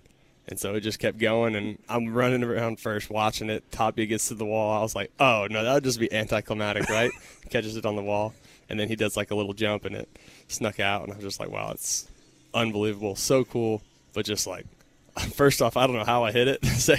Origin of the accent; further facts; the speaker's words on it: Texas, United States; Growing up in Texas, then going to Texas Tech, staying in Texas for my pro career.